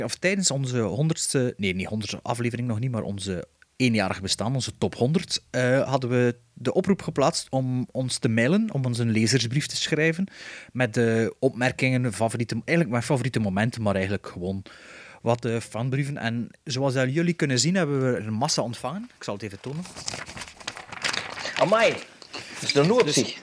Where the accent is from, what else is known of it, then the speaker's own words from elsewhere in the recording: Flemish Region, Belgium; accent: West Flemish; het is natuurlijk de ideale achternaam om als West-Vlaming voor te lezen.